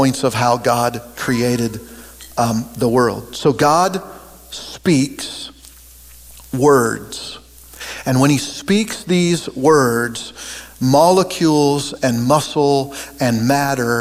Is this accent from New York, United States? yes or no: no; Oregon, United States; now in Kansas, United States; I grew up in Oregon, and I've lived in Kansas now for 30 some years.